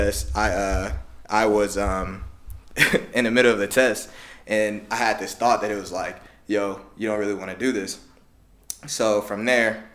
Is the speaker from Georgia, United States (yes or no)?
no; Champaign, Illinois, United States; I'm from Champaign, Urbana